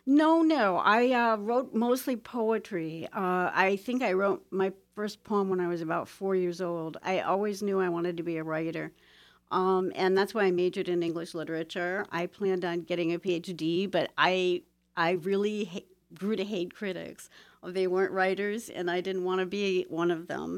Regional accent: Toledo, Ohio, United States; moved away; I was born and raised in Toledo, Ohio, in the heart of the industrial belt.

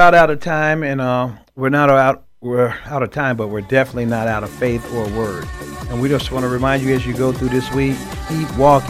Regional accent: Chicago, Illinois, United States; I grew up in Chicago, Illinois, and again, I believe we're a product of our environment. And I grew up in the inner city.

